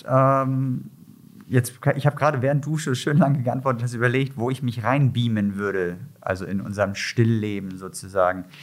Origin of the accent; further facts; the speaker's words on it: Hamburg, Germany; das ist für mich als Hamburger ein Traum.